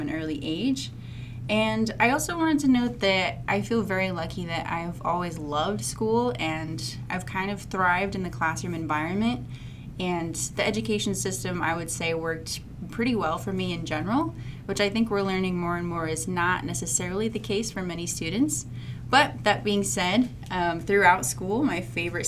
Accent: Washington, United States; now in Boise, United States; I grew up primarily in Washington State

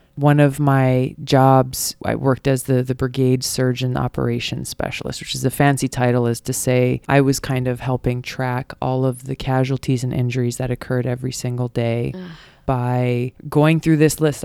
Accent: Hawaii, United States; Growing up in Hawaii

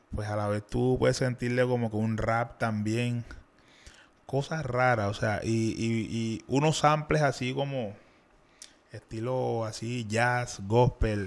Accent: Cartagena, Bolívar, Colombia; yo soy de aquí de Cartagena. Ya, soy de Olaya, allá en Cartagena

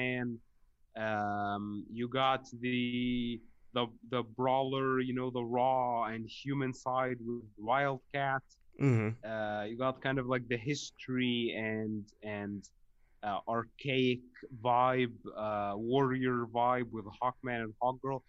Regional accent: Egypt; I'm from Egypt

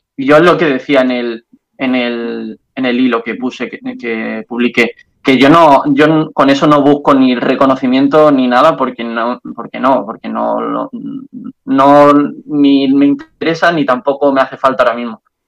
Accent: Andalusia, Spain; accent: Andalusian; moved away as an adult; now in Brussels, Belgium; acento andaluz

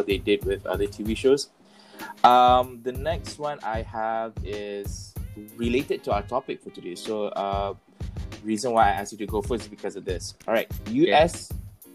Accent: Malaysia; we feel proud as a Malaysian

